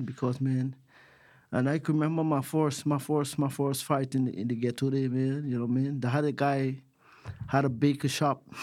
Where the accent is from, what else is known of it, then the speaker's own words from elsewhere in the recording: Georgetown, Demerara-Mahaica, Guyana; moved away as an adult; also born or lived in United States; now in Australia; I grew up in a country called Georgetown, Guyana